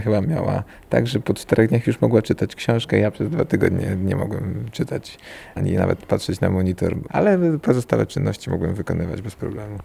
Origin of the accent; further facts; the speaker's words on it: Warsaw, Masovian Voivodeship, Poland; my jesteśmy, pochodzimy z Warszawy